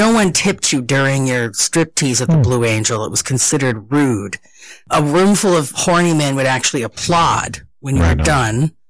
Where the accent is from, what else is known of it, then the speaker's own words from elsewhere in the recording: Southern California, United States; also born or lived in Arkansas; now in New York, United States; I was born in Arkansas, but I was raised behind the Orange Curtain